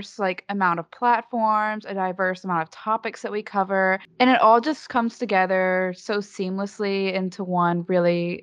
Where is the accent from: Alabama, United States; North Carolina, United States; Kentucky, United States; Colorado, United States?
Alabama, United States; Dothan; I'm from Dothan, Alabama, which is the peanut capital of the world